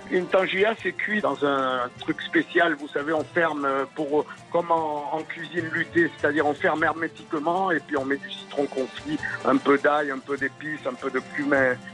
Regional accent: Toulouse, Occitania, France; moved away as an adult; now in Marrakech, Morocco; je suis de Toulouse

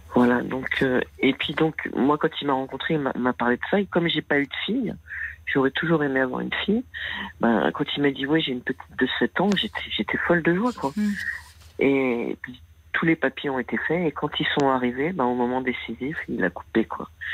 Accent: Paris, Île-de-France, France; moved away as an adult; Je viens de Paris où j'ai vécu 46 ans

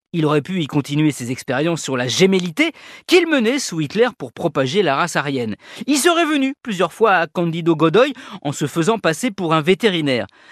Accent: France; chez nous en France

